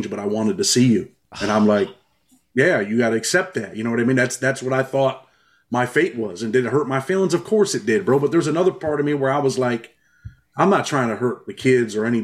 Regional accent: New York, United States; I'm from New York

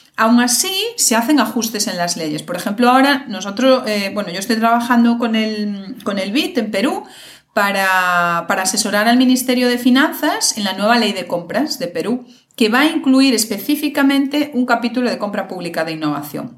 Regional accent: Galicia, Spain; yo soy de Galicia

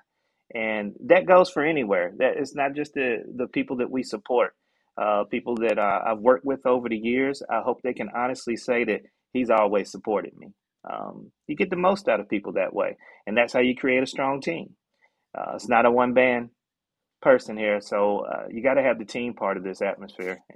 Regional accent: Chapel Hill, North Carolina, United States; Growing up in Chapel Hill, watching my mom, who was a nurse

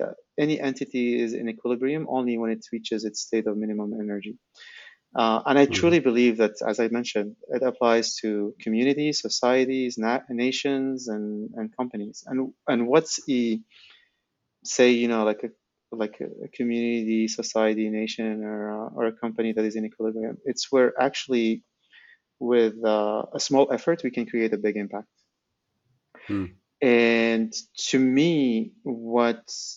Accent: Algeria; also born or lived in Silicon Valley; I'm from Algeria, and, you know, like my parents grew up during the French colonization

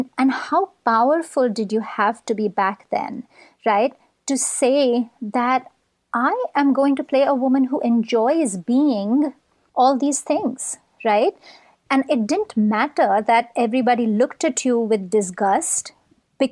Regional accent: Mumbai, Maharashtra, India; moved away; we grew up in Mumbai at approximately the same time

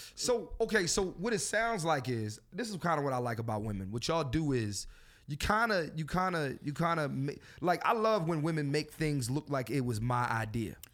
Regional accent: Philadelphia, Pennsylvania, United States; I'm from Philadelphia

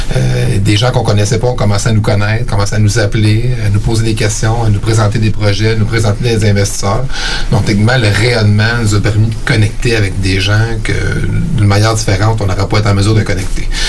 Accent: Eastern Townships, Quebec, Canada; moved away as an adult; also born or lived in Sherbrooke / Montreal; now in Quebec City, Canada; moi, je viens euh, des cantons de l'Est.

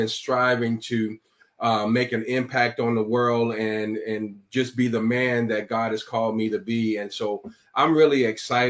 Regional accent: Chicago, Illinois, United States; also born or lived in Iowa; I'm born and raised in Chicago

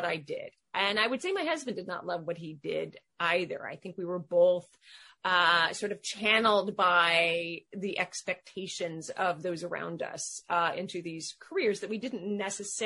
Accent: Seattle, Washington, United States; moved away as an adult; also born or lived in London; now in Connecticut, United States; I was born in Seattle, Washington to a British father and a Californian mother. I kind of grew up in a, classic suburban environment, went to college on the West Coast

